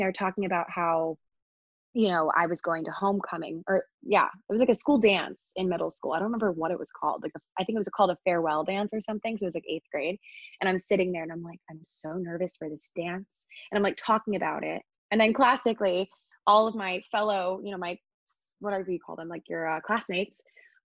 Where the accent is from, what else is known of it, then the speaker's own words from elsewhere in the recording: Annapolis, Maryland, United States; moved away as an adult; now in New York City, United States; I'm from Maryland, so downtown Annapolis is where I'm from